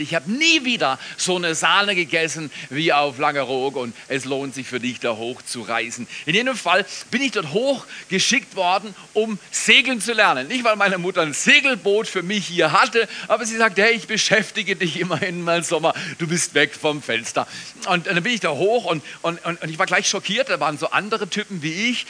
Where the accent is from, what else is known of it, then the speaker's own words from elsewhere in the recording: Baden-Württemberg, Germany; Ich komme aus dem Schwarzwald. Ich weiß, wie eine Tanne aussieht.